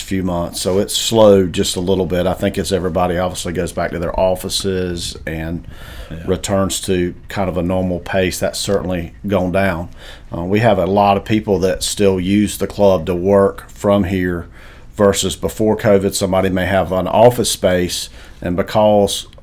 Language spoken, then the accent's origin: English; Wake Forest, North Carolina, United States; born or raised there; also born or lived in Pinehurst, North Carolina / Buies Creek, North Carolina